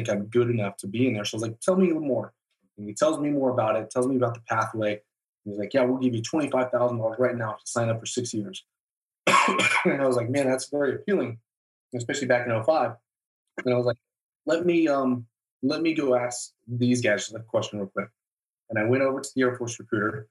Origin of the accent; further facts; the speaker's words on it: Tucson, Arizona, United States; moved away as an adult; also born or lived in Aurora, Colorado; we ended up moving down to Tucson, Arizona, where I spent the rest of my childhood before I ended up joining the military.